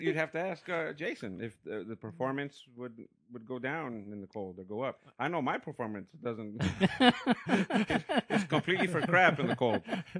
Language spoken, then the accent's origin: English; Florida, United States; also born or lived in New Jersey, United States; now in California, United States; I was born in New Jersey, but I was raised in Florida, mm-hmm. and I now reside in California. Mm-hmm. My heritage is Cuban